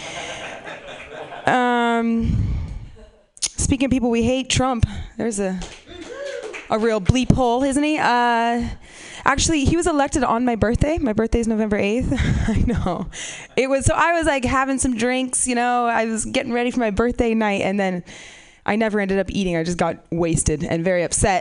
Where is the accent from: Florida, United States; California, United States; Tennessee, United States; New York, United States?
California, United States; Half Moon Bay; I grew up around here. I grew up in Half Moon Bay.